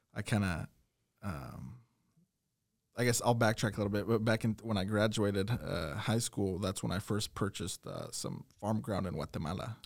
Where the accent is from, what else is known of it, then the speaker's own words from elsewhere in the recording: Perry, Iowa, United States; I was born in Perry